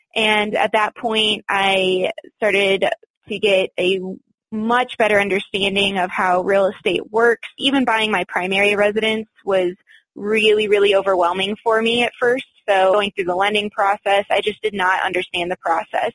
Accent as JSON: {"language": "English", "region": "Michigan", "country": "United States", "tie": "born or raised there", "also_born_or_lived": "Florida", "moved": "as an adult", "lives_now": "Colorado, United States", "said": "I grew up in Michigan."}